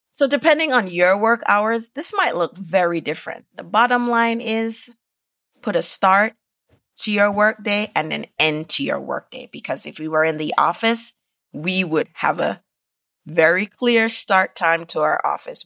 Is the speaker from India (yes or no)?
no; Jamaica; moved away; growing up in Jamaica